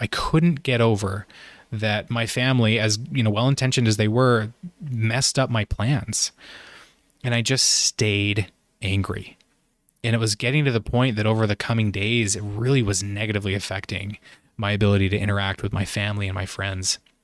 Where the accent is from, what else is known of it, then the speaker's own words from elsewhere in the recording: Idaho, United States; moved away as an adult; also born or lived in Utah / Virginia; I'm originally from Idaho, so the Pacific Northwest.